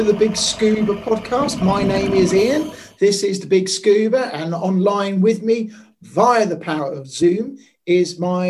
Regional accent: Maldives; I'm from the Maldives.

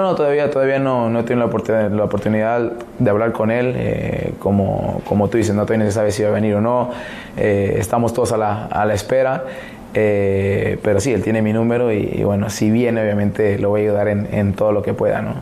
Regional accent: Mexico; now in United States; Siendo mexicano

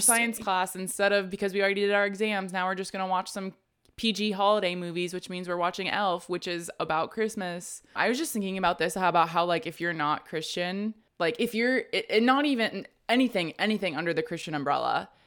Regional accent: Texas, United States; because I grew up in Texas.

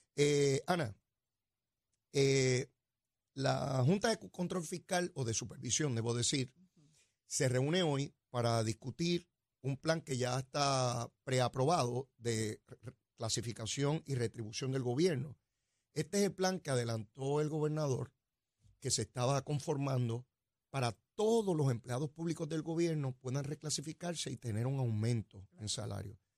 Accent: Puerto Rico; Boricua somos

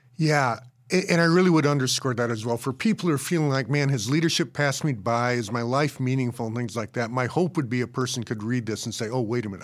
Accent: Colorado, United States; I grew up in Colorado

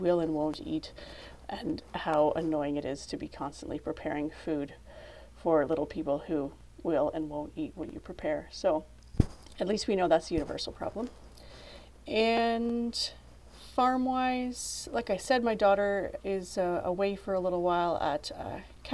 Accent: Canada; As a Canadian

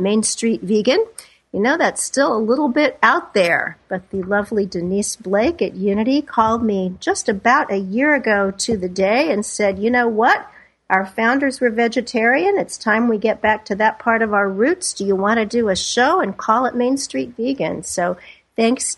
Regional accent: Kansas City, Missouri, United States; I grew up in Kansas City

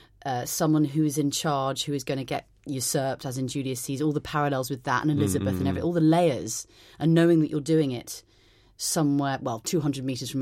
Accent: London, United Kingdom; But I was also very lucky in that I grew up in the Barbican when the RSC was still resident in the Barbican Theatre.

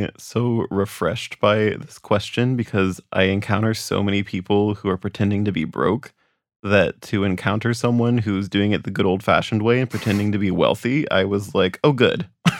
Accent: rural Oklahoma, United States; I am an author and illustrator from rural Oklahoma.

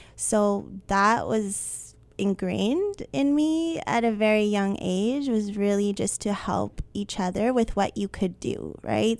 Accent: Winnipeg, Manitoba, Canada; I was born and raised in Winnipeg.

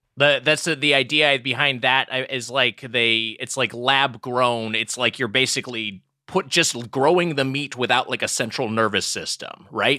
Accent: Long Beach, California, United States; from in, in Long Beach

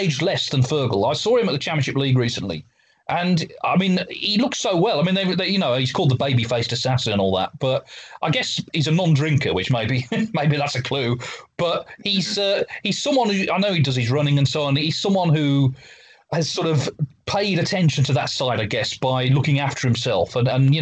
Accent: Walsall, West Midlands, United Kingdom; I grew up in Walsall in the West Midlands in England

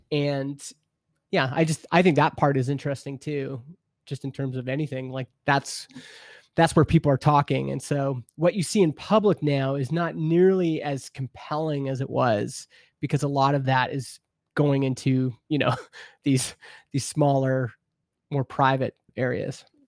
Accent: Canada; I grew up in Canada, we have C B C, which is our public radio

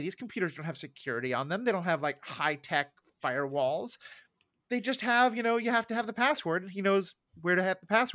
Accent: New York City, New York, United States; growing up in New York City

